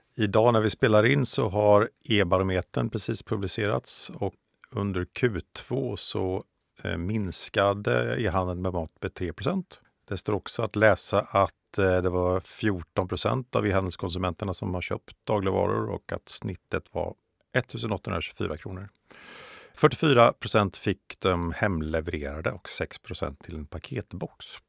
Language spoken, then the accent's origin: Swedish; Östergötland, Sweden; landsbygdsperspektivet som jag står för som östgöte eh, och eh, boende i en mindre eh, by utanför Norrköping